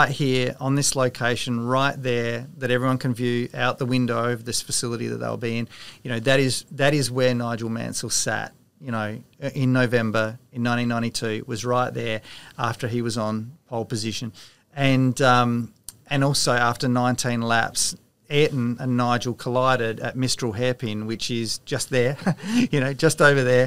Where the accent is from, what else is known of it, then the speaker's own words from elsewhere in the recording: South Australia, Australia; I'm South Australian born and bred